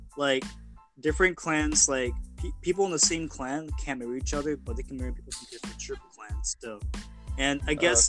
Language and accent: English; United States; being an Asian American growing up in the United States or just in a Western country